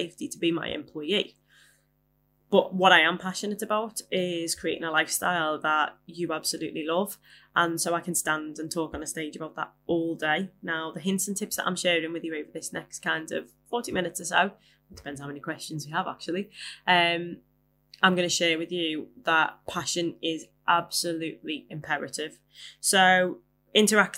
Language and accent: English; Liverpool, North West England, United Kingdom; I am a Scouser, as I'm sure you have noticed. And where I come from, swearing is punctuation